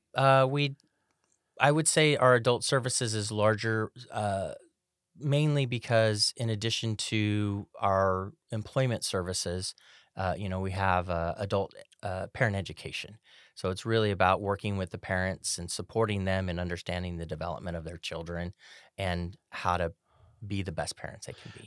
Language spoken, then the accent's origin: English; Sacramento, California, United States; I was born and raised in Sacramento